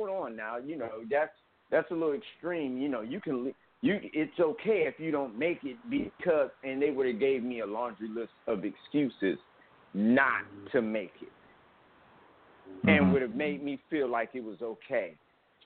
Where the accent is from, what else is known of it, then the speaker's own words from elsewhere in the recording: Cleveland, Ohio, United States; I'm from Cleveland.